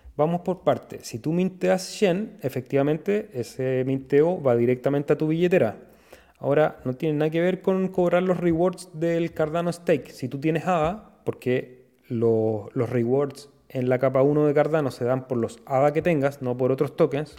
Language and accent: Spanish; Chile